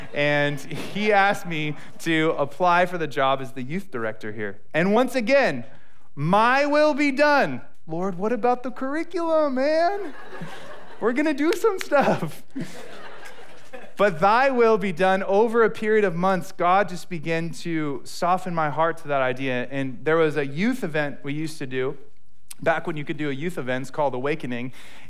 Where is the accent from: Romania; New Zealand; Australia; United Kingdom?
United Kingdom; accent: British; I hope my British accent is not offensive to anyone.